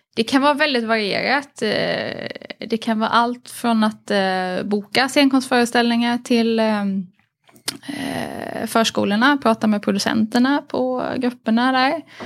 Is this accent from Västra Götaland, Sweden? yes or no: no; Harplinge, Halland County, Sweden; på Harplinge bibliotek eh, där jag växte upp